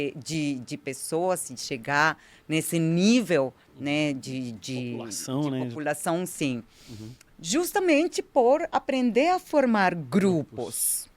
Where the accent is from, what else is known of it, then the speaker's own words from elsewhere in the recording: Colombia; Portuguese is a second language; moved away as an adult; also born or lived in United States; now in São Paulo, Brazil; eu sou imigrante colombiana, então é melhor já esclarecer, já, já falar, né, por causa do meu sotaque